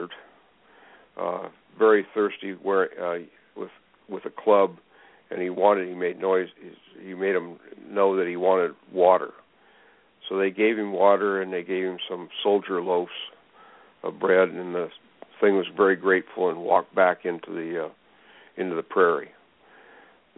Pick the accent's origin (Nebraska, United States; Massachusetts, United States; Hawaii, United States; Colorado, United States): Nebraska, United States; Sand Hills, north central; now in Oregon, United States; I grew up in the Sand Hills